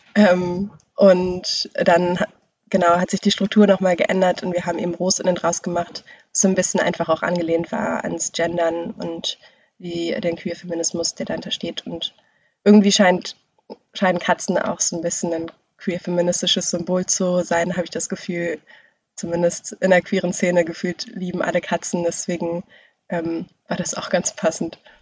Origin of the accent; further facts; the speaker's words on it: Bremen, Germany; also born or lived in Braunschweig; ich komme aus Bremen, bin aber weggegangen nach Braunschweig, um da zu studieren und da war ich in so einer Schreibgruppe und als ich dann wieder zurück nach Bremen kam